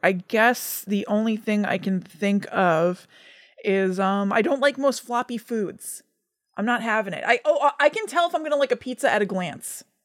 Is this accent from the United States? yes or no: yes; New Jersey, United States; we grew up in New Jersey